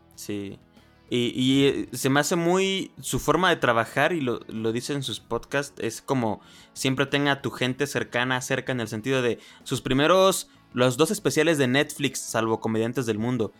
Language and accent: Spanish; Oaxaca, Mexico; yo soy oaxaqueño